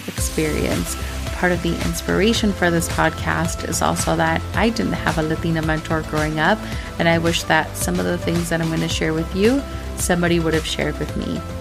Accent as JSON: {"language": "English", "region": "Minnesota", "country": "United States", "tie": "born or raised there", "said": "growing up in Minnesota"}